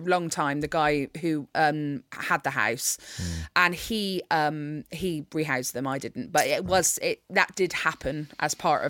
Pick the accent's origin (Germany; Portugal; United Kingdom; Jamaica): United Kingdom; Bristol, South West England; moved away as an adult; But yeah, I haven't really lived in Bristol since I was 18 years old.